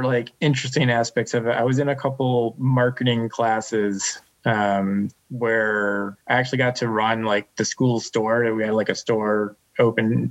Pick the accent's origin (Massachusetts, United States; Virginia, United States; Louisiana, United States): Massachusetts, United States; Western; I grew up in Western Massachusetts, one of the bigger cities